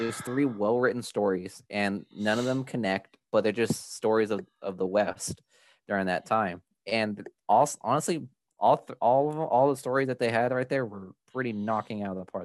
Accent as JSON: {"language": "English", "country": "El Salvador", "said": "we come from El Salvador"}